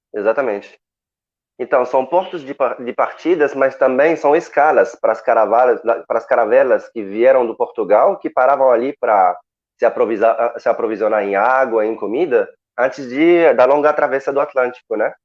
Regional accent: Morocco; Portuguese is a second language; also born or lived in Lille, France; now in Rio de Janeiro, Brazil; eu sou marroquino

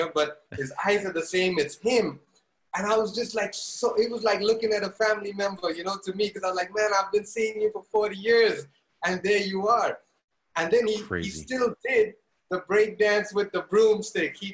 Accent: Zambia; moved away; also born or lived in India; I grew up in Zambia, in Africa

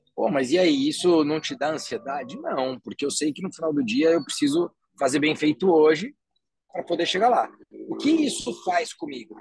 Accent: Guarulhos, São Paulo, Brazil; moved away as an adult; also born or lived in Silicon Valley; na cidade de Guarulhos, que é a minha cidade natal.

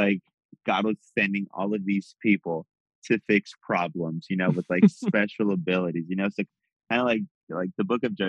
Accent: Las Vegas, Nevada, United States; growing up in Vegas

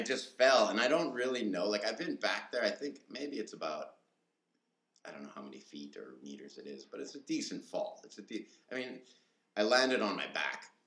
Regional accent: Manitoba, Canada; moved away as an adult; now in Taiwan; I'm from Manitoba, Canada

